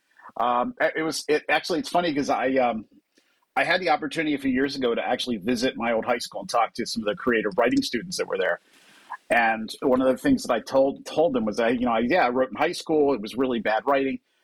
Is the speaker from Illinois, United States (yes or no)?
no; New Jersey, United States; I grew up in New Jersey, just across from Philadelphia